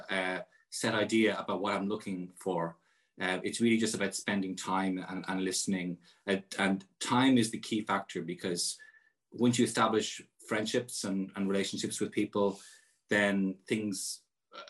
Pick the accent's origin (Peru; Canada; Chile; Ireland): Ireland; as Irish citizens